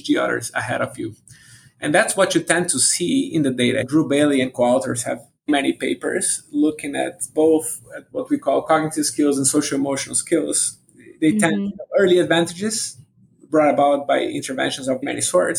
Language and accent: English; Brazil; moved away; I'm originally from Brazil